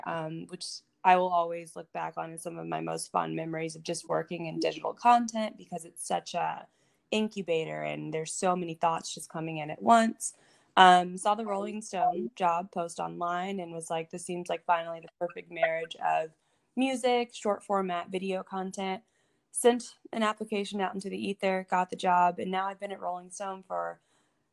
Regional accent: Atlanta, Georgia, United States; moved away as an adult; now in New York, United States; I'm living in New York now, but I grew up in Atlanta

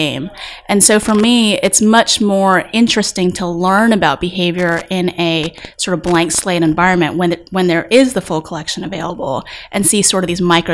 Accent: Texas, United States; moved away; I grew up in Texas. You can probably hear it every once in a while when I'm speaking

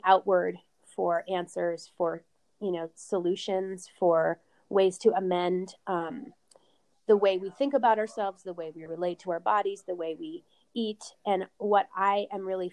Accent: Vancouver, British Columbia, Canada; also born or lived in Arizona; now in Boulder, United States; I grew up in Vancouver, Canada

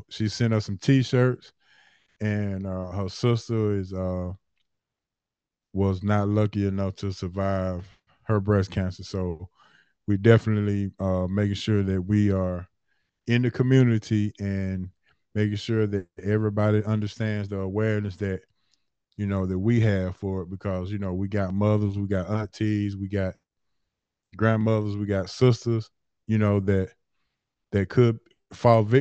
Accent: Atlanta, Georgia, United States; born and raised in Atlanta. Born and raised in Atlanta. Uh, I always represent Bankhead. Uh, that's that's where I, that's my that's my stomping ground. So uh, born and raised in Atlanta

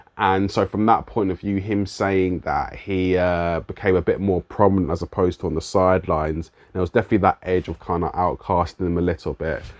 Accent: London, United Kingdom; accent: London; my London accent

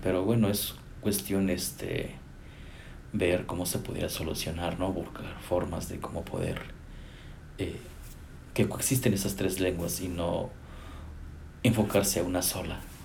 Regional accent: Chicontepec, Veracruz, Mexico; also born or lived in Zacatecas, Mexico; now in Austin, United States; Soy originario de Chicotepec, Veracruz, nacido ahí

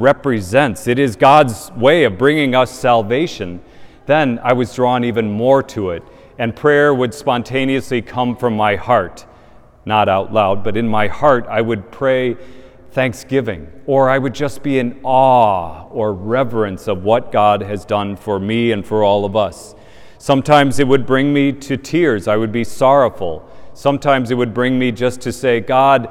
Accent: Indiana, United States; moved away; in my parish where I grew up in Indiana

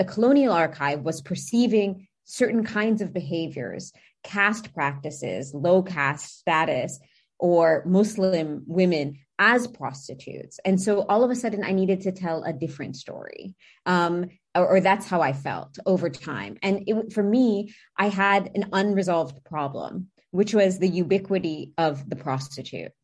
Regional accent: United States; accent: heavily American; I have a heavily American accent. So for me, as an American, first generation

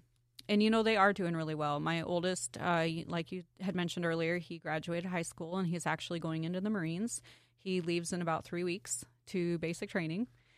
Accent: Glendale, Wyoming, United States; also born or lived in Montana; I was born in Montana. I went most of my school years in Wyoming, various places in Wyoming, but a majority of, like, high school was in Glendale, which is a tiny little town, about 200 people now.

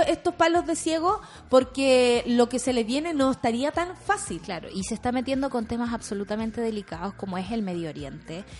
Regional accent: Chile; como pueblo chileno

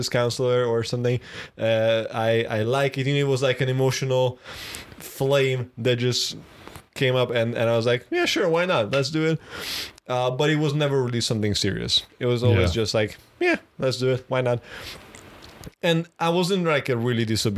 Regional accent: Budapest, Hungary; I was born in Budapest, which is the capital city of Hungary

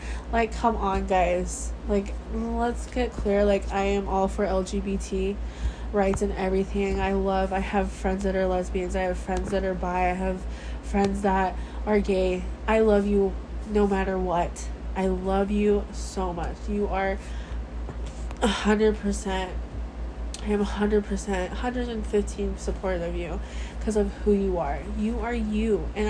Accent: Samoa; born there; prove to them that I was born in Western Samoa.

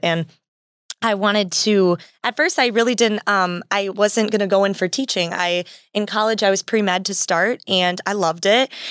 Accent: Wisconsin, United States; I'm from Wisconsin

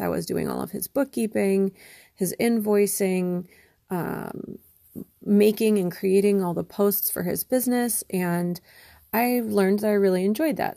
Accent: Wisconsin, United States; moved away as an adult; also born or lived in Connecticut; I moved back to Wisconsin, which is where I'm from

